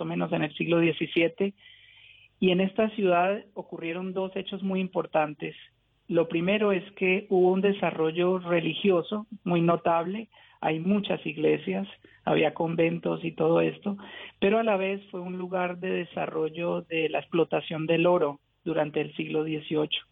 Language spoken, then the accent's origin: Spanish; Pamplona, Norte de Santander, Colombia; la ciudad donde yo nací, que es Pamplona